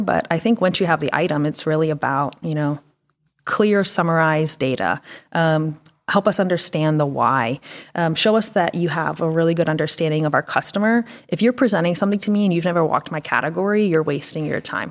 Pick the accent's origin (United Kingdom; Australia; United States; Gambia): United States; Pennsylvania; also born or lived in Florida; now in Northwest Arkansas, United States; Pennsylvania, went to school in Florida